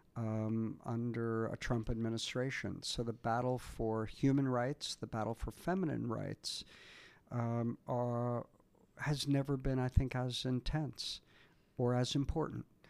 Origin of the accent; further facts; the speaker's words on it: United States; I'm also an American working in Canada a lot